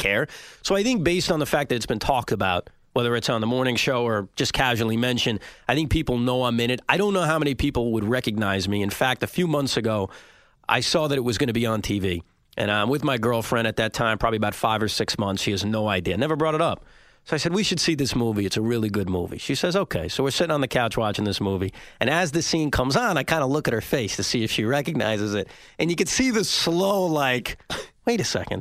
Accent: Woodmere, New York, United States; also born or lived in Maryland; I was growing up in Woodmere, Long Island, uh, right near John F. Kennedy Airport.

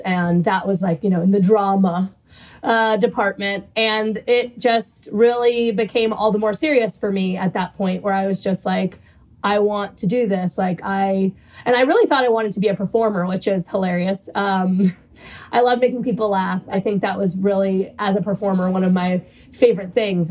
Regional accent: New Orleans, Louisiana, United States; moved away as an adult; also born or lived in London; now in New York, United States; I'm a proud Cuban American, and I grew up in New Orleans

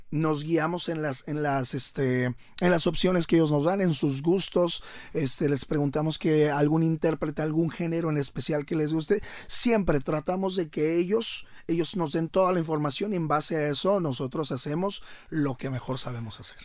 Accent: León, Guanajuato, Mexico; moved away as an adult; now in Monterrey, Mexico; soy oriundo de León, Guanajuato

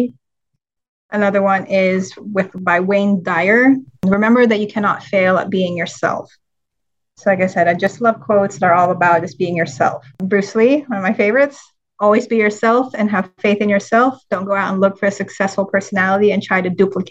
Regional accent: Manila, Metro Manila, Philippines; now in United States; I'm actually full Filipino, born and raised in Manila

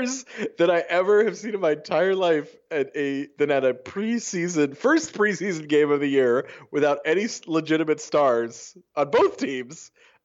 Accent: New York, United States; I'm not a hipster. I'm a New Yorker. I live on the island.

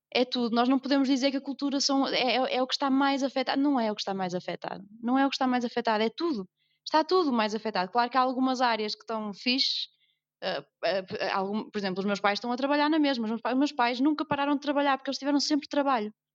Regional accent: Northern Portugal, Portugal; accent: northern (nortenho); toda a gente percebe que, que, que eu não sou do sul, que sou do norte, tenho um sotaque que nortenho.

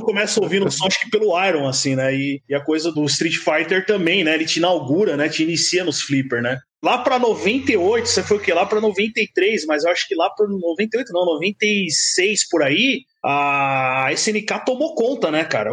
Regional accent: São Paulo, Brazil; also born or lived in Itaquaquecetuba; Eu nasci na Penha, né, cara? Eu sou da, da Zona Leste aqui de São Paulo

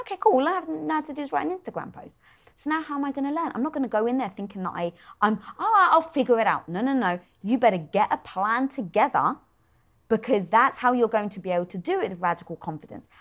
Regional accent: United Kingdom; being British

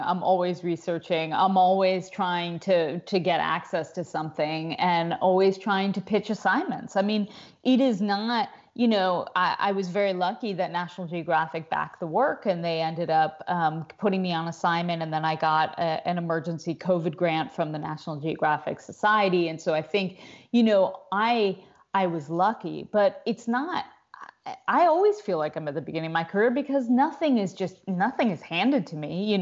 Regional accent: United States; As an American woman

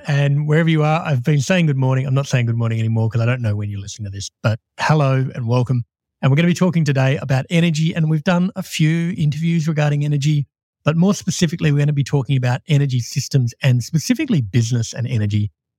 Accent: Perth, Western Australia, Australia; I'm actually from Perth.

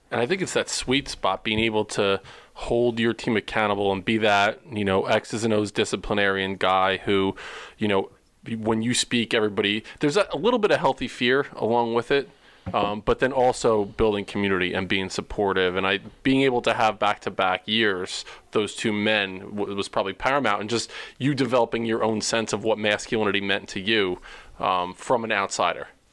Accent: New Jersey, United States; I grew up on um, Central Jersey, closer to Rutgers, uh, okay. Jersey Shore kind of area

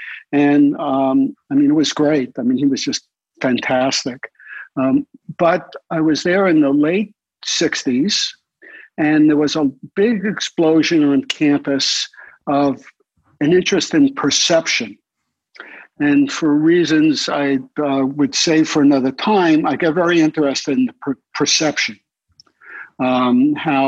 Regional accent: New York City, New York, United States; I grew up in Brooklyn

